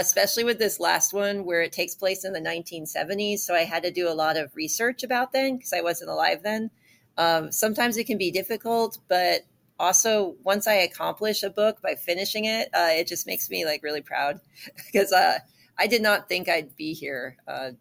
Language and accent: English; Iowa, United States; moved away; I went to elementary school in Iowa